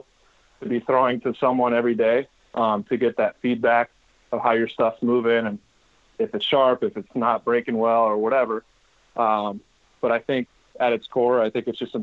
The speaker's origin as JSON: {"language": "English", "area": "Bay Area", "region": "California", "country": "United States", "tie": "born or raised there", "said": "Growing up in the Bay Area, obviously, as a Giants fan"}